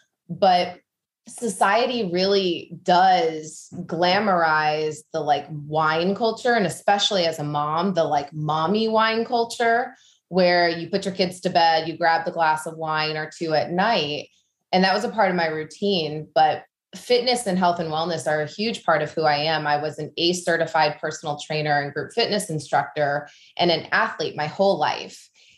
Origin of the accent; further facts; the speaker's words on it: Midwest, United States; moved away as an adult; now in New York, United States; So a little about me. I grew up in the Midwest on a farm. And so that is a big part of just who I am. But then after college, I got married at the ripe age of 19 and moved to New York